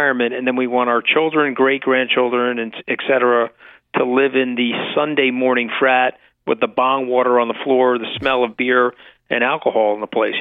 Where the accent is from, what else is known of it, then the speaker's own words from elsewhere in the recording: Long Island, New York, United States; I grew up on Long Island